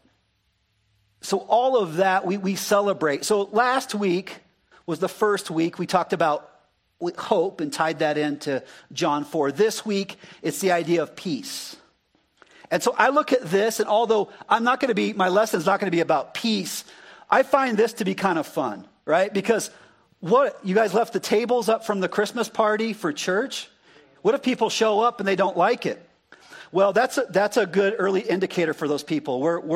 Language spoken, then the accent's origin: English; Arizona, United States; moved away; I'm an Arizona boy